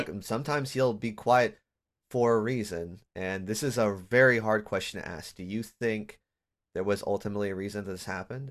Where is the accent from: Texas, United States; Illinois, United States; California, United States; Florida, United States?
California, United States; Sacramento; moved away as an adult; now in Portland, United States; I'm originally from Sacramento, and I there I had all the family, the friends. I'm now living in Portland, Oregon